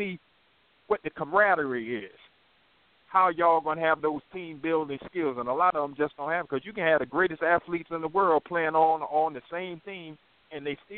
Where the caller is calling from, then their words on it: North Carolina, United States; I'm calling from North Carolina.